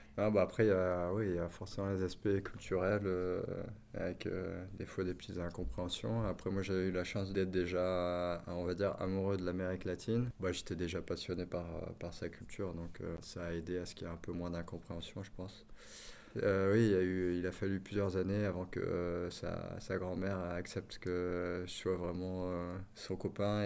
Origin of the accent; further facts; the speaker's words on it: Marseille, Provence-Alpes-Côte d'Azur, France; moved away as an adult; now in Lille, France; je suis marseillais, expatrié à Lille depuis 7 ans